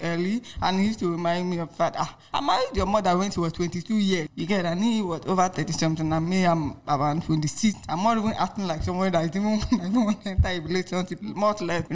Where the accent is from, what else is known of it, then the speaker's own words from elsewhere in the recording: Lagos, Nigeria; also born or lived in Enugu State; I'm from Enugu State anyway, but I grew up in Lagos.